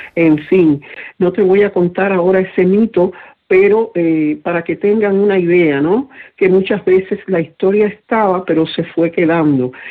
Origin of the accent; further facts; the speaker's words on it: Cuba; mi pueblo